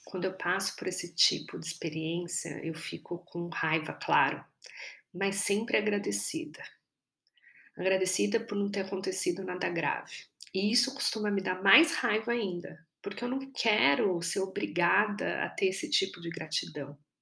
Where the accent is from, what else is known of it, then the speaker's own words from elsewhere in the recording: São Paulo, Brazil; Eu sou paulistana